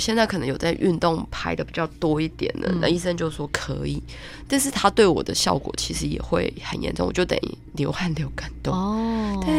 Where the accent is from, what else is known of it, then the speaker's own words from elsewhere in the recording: Taiwan; 我们台湾人不是只会种花